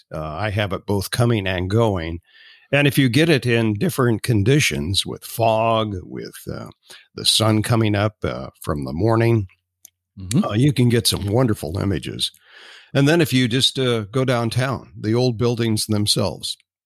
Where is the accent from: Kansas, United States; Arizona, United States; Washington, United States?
Washington, United States; Spokane; And I'm from Spokane. Historically.